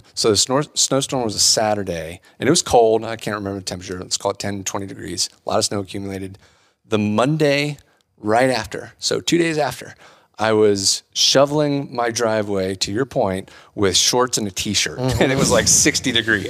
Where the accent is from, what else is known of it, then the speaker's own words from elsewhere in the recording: Ohio, United States; moved away as an adult; also born or lived in Columbus, Ohio; now in Louisville, Colorado, United States; I grew up in Ohio.